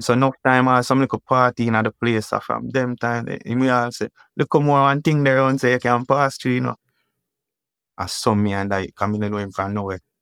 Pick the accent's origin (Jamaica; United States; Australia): Jamaica; Kingston; Grew up Ken Cut